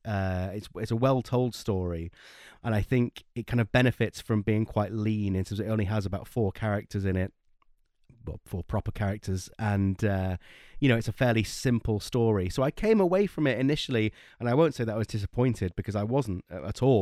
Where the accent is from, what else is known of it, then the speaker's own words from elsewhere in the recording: Blackpool, North West England, United Kingdom; we're from Blackpool in northwest UK, and that's by the sea